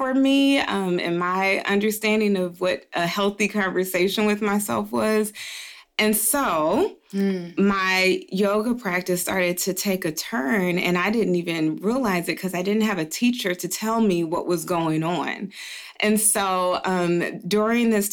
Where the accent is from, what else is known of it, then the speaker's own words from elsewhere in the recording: Dayton, Ohio, United States; moved away as an adult; also born or lived in Atlanta, Georgia / New York; I am originally from Dayton, Ohio. I was born and raised there